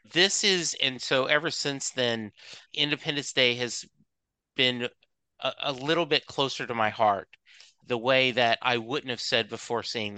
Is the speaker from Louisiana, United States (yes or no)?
yes; Louisiana, United States; I was a kid growing up in Southwest Louisiana and it was AM radio only.